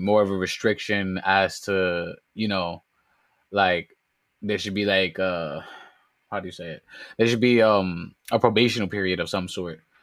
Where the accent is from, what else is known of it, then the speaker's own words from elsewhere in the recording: New York City, New York, United States; I come straight out of the Boogie Down Bronx